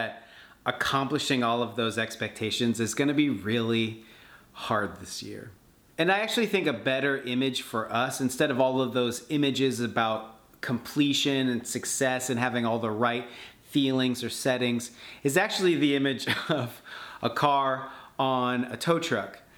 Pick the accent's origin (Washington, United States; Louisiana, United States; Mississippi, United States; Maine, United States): Washington, United States; Seattle; I'm from Seattle